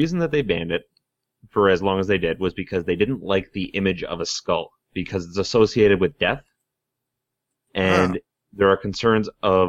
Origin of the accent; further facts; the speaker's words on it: Ottawa, Ontario, Canada; he's from my hometown, right? So I thought that was kind of strange. No, where are you from? Ottawa.